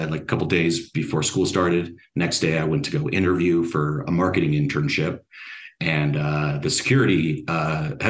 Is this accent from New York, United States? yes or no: no; Colorado, United States; born and raised in Colorado, grew up about 15 minutes away from Red Rocks